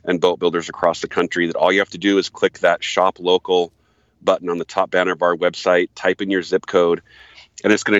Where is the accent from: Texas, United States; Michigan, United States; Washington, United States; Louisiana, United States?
Michigan, United States; moved away; I'm originally a Michigander. I was born in Michigan